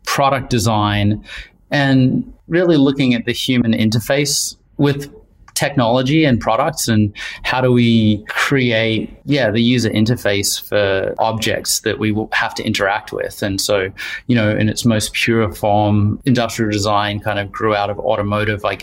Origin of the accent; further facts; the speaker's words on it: Wellington, New Zealand; also born or lived in Australia / Vancouver, Canada; now in London, United Kingdom; Uh, Wellington, New Zealand. Been a long route to, to London in the UK. So a little bit of time in Australia and some university there, and then um, a long time in, in Vancouver, enjoying the mountains in BC.